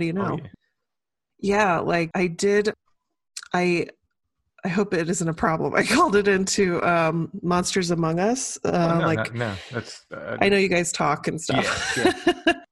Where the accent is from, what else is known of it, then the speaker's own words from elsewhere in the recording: Birmingham, Alabama, United States; moved away; I grew up in Birmingham, Alabama